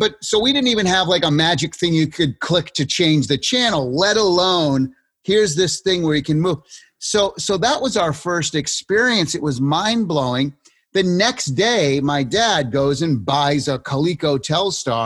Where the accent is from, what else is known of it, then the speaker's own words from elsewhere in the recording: Springfield, Massachusetts, United States; I grew up in Massachusetts and Springfield, where the home office of Mass Mutual is